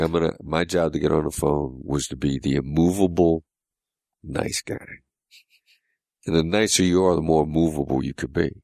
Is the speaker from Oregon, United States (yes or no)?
no; Mount Pleasant, Iowa, United States; moved away; I grew up in a small town in Iowa